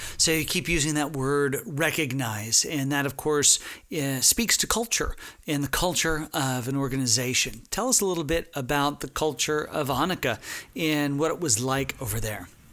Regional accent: Texas, United States; I'm from Texas

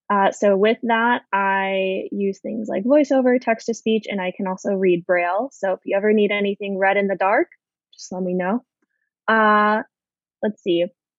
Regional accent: Arizona, United States; And for someone who didn't grow up on the coast, I grew up in Arizona.

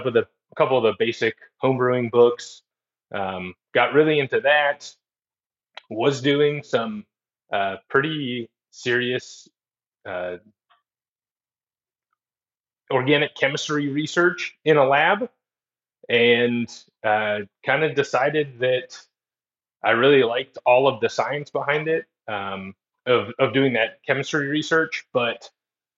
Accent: Fairbanks, Alaska, United States; moved away as an adult; also born or lived in Edinburgh, Scotland / Spokane, Washington / Flagstaff, Arizona; I grew up in Fairbanks, Alaska

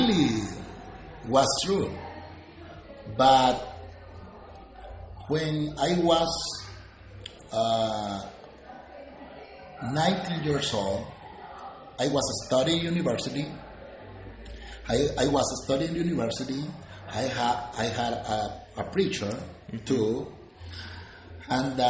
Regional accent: Panama; English is a second language; I am from Panama

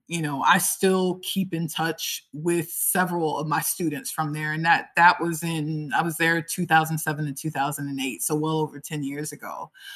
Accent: Tampa, Florida, United States; moved away as an adult; now in Alicante, Spain; So I am from the United States, uh, actually from from Tampa, Florida

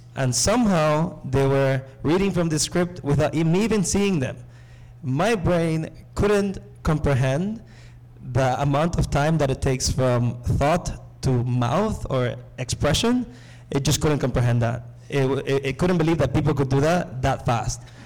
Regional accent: Nicaragua; moved away; I come from Nicaragua.

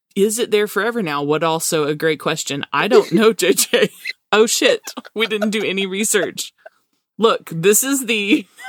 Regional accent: Alabama, United States; our accent

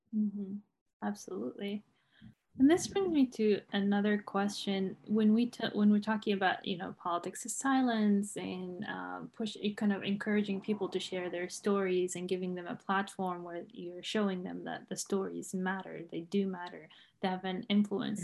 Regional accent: Umm al-Fahm, Haifa District, Israel; I grew up in Umm al-Faham

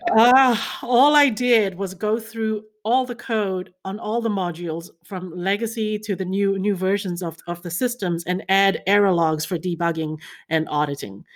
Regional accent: Fiji; moved away as an adult; also born or lived in China / New Zealand; I was born in China, grew up in Fiji.

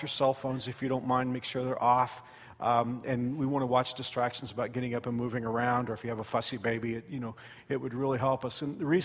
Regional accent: Fort Worth, Texas, United States; moved away; I was at a church in Fort Worth, Texas, my hometown

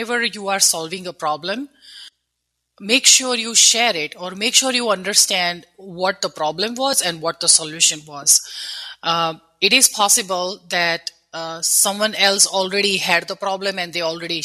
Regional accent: India; moved away as an adult; now in United States; I grew up in India

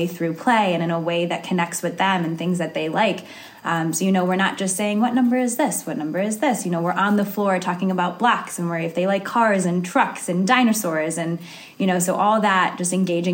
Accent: Cleveland, Ohio, United States; moved away as an adult; now in Bethesda, United States; I'm originally from Cleveland, Ohio

